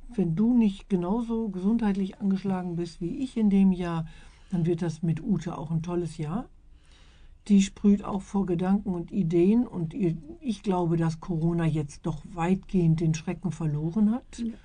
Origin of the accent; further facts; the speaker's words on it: Iserlohn, North Rhine-Westphalia, Germany; also born or lived in Letmathe; Ich bin in Iserlohn geboren